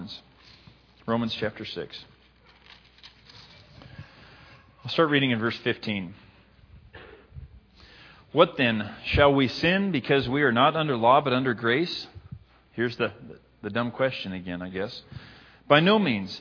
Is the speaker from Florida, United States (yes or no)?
no; Libby, Montana, United States; moved away; my hometown